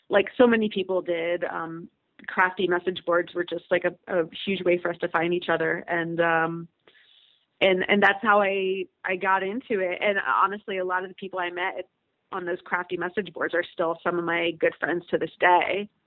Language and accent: English; Cleveland, Ohio, United States; born or raised there; also born or lived in Germany / upstate New York / Pittsburgh; now in Cincinnati, United States